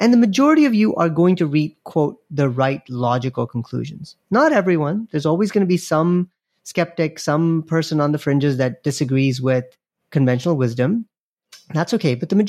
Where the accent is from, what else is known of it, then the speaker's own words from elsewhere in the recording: Nigeria; I grew up in Nigeria, of all places, and my dad, we would get a couple of newspapers delivered to our house every day.